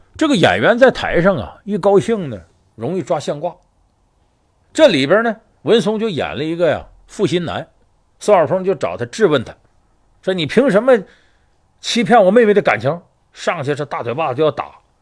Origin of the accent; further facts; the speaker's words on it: Northeast China, China; 我是东北人有直接关系，我们打小呢接受这些四六八句儿的一些教育